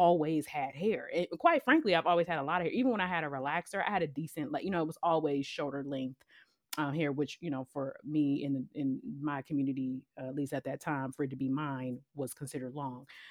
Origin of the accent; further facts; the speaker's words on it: Cleveland, Ohio, United States; I'm completely okay being from Cleveland, Ohio